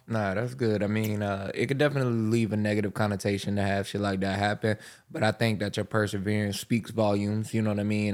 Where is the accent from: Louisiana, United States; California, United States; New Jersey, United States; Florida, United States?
Florida, United States; Pensacola; I'm from Pensacola, and you don't hear as strong a uh, southern